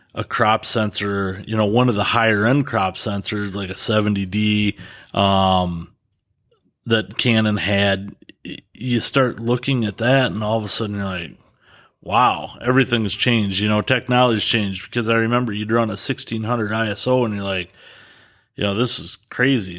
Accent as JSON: {"language": "English", "town": "Dodgeville", "region": "Wisconsin", "country": "United States", "tie": "born or raised there", "said": "born and raised in Dodgeville."}